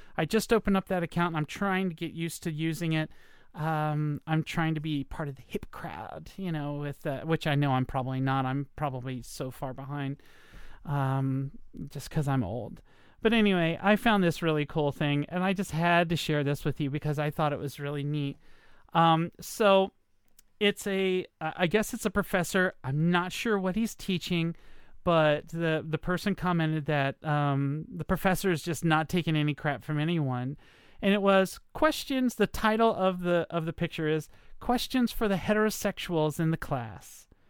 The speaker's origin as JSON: {"language": "English", "region": "Virginia", "country": "United States", "tie": "born or raised there", "moved": "yes", "said": "I'm in Virginia. Uh, I came to my home state, um, in order to take care of my mom"}